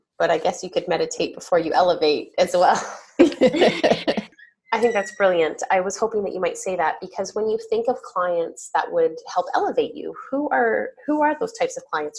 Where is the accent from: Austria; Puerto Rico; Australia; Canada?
Canada; Toronto, Ontario; I grew up in Toronto